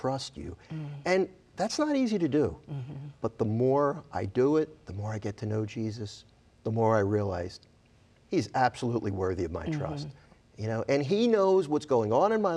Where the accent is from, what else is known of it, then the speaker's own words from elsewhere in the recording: Philadelphia, Pennsylvania, United States; moved away as an adult; also born or lived in New Jersey; now in South Jersey, United States; I was born in Philadelphia, PA, so I'm a Philly guy. Went to 12 years of Catholic school